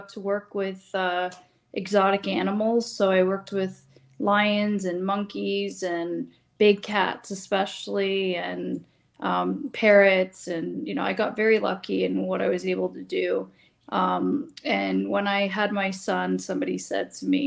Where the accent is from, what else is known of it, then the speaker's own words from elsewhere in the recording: Mount Albert, Ontario, Canada; now in Bradford, Canada; Right now I'm from Bradford, but I used to be from Mount Albert, Ontario, which is a small town